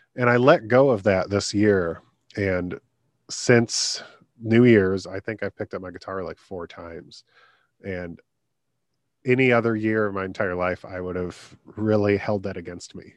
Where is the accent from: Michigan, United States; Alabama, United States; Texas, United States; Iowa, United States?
Michigan, United States; my home state in Michigan